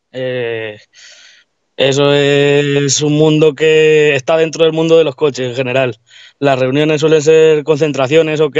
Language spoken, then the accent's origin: Spanish; Tomelloso, Castilla-La Mancha, Spain; Pues buenas … soy de aquí de Tomelloso